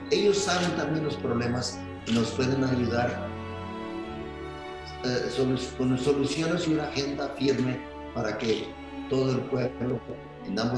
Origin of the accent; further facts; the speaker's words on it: Zacatecas, Mexico; now in Orange County, United States; Yo crecí aquí en Zacatecas y me gusta regresar a, reconocer quién soy, mi raíces, mi historia.